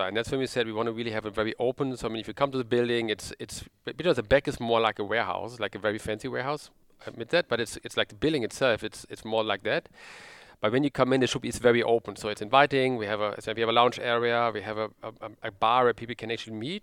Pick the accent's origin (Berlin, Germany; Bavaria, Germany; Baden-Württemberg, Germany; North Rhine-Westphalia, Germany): North Rhine-Westphalia, Germany; Sauerland; now in Cologne, Germany; originally I'm from the Sauerland